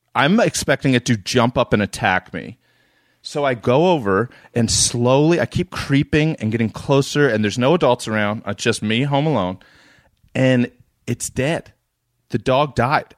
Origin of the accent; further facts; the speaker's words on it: East Coast, United States; I'm from the East Coast